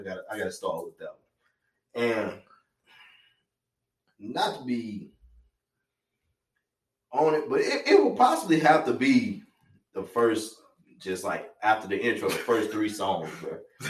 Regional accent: Reidsville, North Carolina, United States; Our hometown is Reasel or whatever.

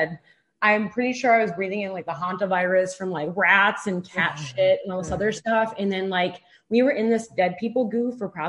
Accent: Detroit, Michigan, United States; moved away as an adult; now in Arizona, United States; I'm originally from Detroit, Michigan. I moved out to Arizona to go to graduate school at ASU.

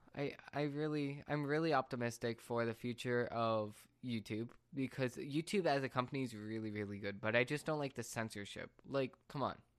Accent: United States; as an American

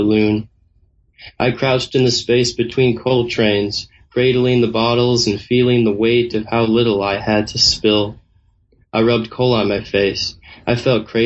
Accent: Northfield, Minnesota, United States; moved away; my hometown, which is Northfield, Minnesota

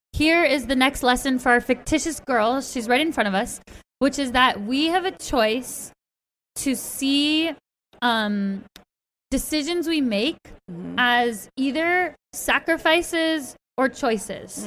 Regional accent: Berkeley, California, United States; I'm from the Bay Area where you live. I was born at the same hospital that your children were born at, Alta Bates

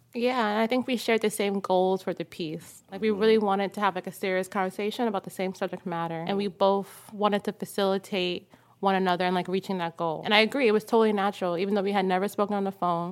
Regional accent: New York, United States; growing up in New York and then growing up in Harlem

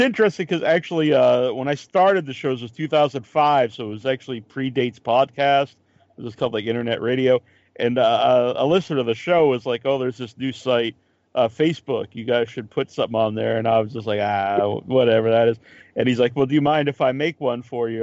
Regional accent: Massachusetts, United States; I'm from uh, from Massachusetts

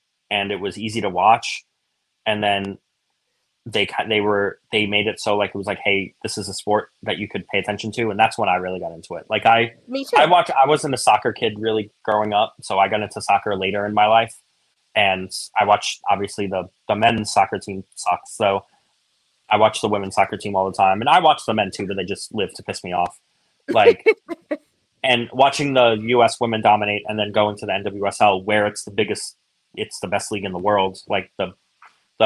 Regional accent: New York City, New York, United States; I'm from Brooklyn. I grew up in Brooklyn

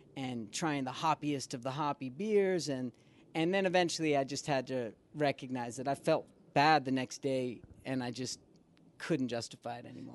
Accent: Boston, Massachusetts, United States; moved away as an adult; also born or lived in New York; now in Los Angeles, United States; originally I'm from Boston

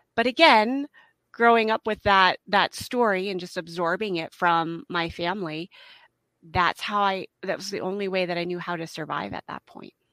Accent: Midwest, United States; also born or lived in Utah / Idaho / Colorado; now in Helena, United States; I'm originally from the Midwest

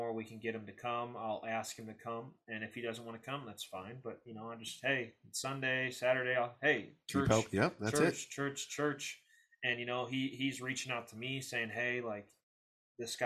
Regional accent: St. Louis, Missouri, United States; also born or lived in Belleville, Illinois; growing up in St. Louis, Belleville area, it's rougher area

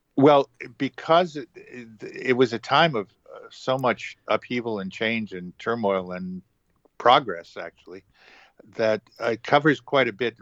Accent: Manchester, New Hampshire, United States; moved away as an adult; now in New York, United States; worked in actual urban renewal in New Hampshire, in my hometown

